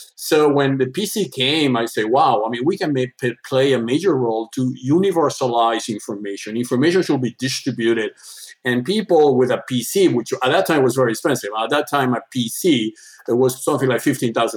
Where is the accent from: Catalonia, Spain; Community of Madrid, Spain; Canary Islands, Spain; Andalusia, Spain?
Andalusia, Spain; English is a second language; moved away as an adult; now in Switzerland; I born in Spain, the southern part of Spain. My father was a hotel entrepreneur doing tours in the southern part of Spain, Andalusia